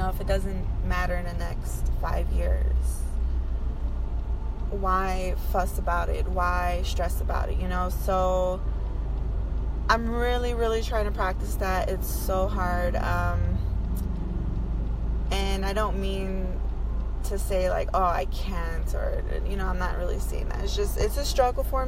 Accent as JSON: {"language": "English", "region": "Indiana", "country": "United States", "moved": "yes", "lives_now": "Las Vegas, United States", "said": "I'm from Indiana"}